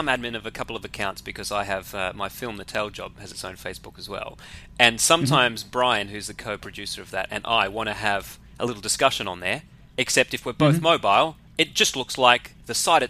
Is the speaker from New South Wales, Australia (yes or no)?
yes; Sydney, New South Wales, Australia; I'm from Sydney